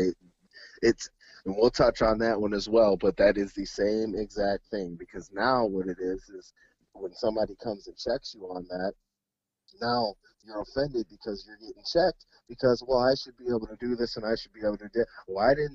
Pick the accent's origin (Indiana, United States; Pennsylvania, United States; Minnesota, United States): Minnesota, United States; Mendota Heights; we grew up in Mendota Heights. Mendota Heights is a suburb of Minneapolis-St. Paul